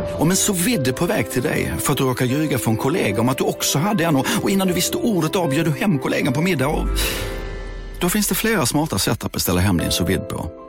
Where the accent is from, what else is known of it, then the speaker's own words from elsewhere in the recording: Sweden; jag är från Sverige